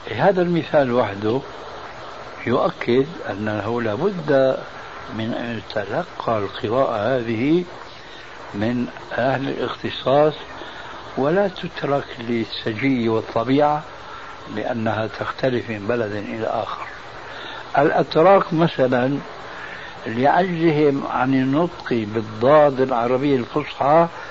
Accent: Damascus, Damascus Governorate, Syria; عندنا في سوريا

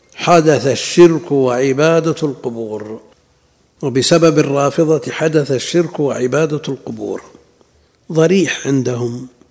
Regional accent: Najd, Saudi Arabia; عندنا في نجد

